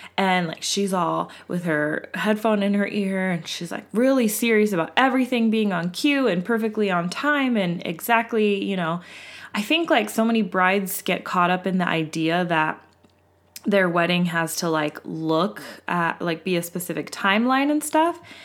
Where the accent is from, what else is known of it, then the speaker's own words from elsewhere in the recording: West Coast, United States; we are from the West Coast, and we are a white family